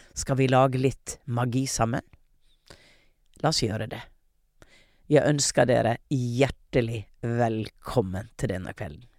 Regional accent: Hareid, Møre og Romsdal, Norway; Jeg er fra Hareid

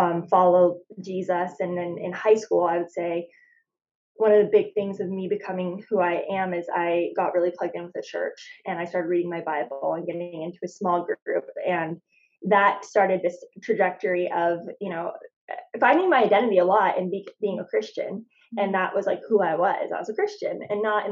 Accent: Phoenix, Arizona, United States; moved away as an adult; now in San Diego, United States; I was born in Phoenix, lived there my whole life, and did a lot of traveling around, Australia, New Zealand, Costa Rica, after college, and then settled down here in San Diego.

